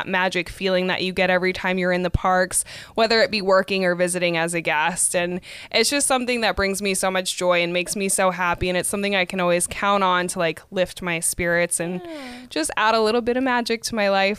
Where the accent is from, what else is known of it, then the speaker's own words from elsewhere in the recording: Arizona, United States; Growing up in Arizona